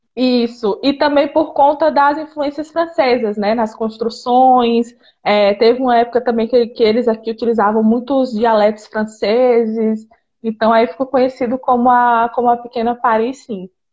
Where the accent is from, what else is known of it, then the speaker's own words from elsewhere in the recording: Northeast Region, Brazil; moved away as an adult; now in Romania; eu sou do Nordeste